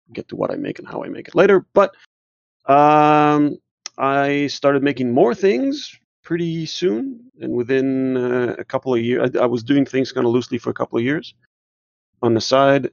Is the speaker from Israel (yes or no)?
yes; Israel; also born or lived in New Jersey; now in Georgia, United States; I was born and raised in Israel